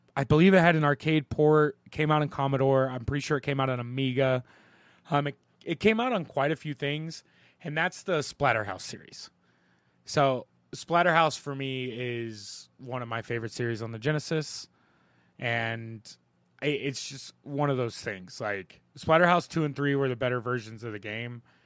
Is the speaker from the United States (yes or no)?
yes; Ohio River Valley, Ohio Valley, United States; I'm from the Ohio River Valley